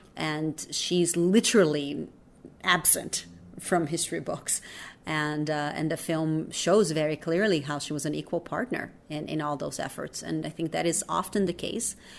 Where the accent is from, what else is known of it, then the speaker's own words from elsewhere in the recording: Brazil; English is a second language; moved away as an adult; also born or lived in New York; I grew up in Brazil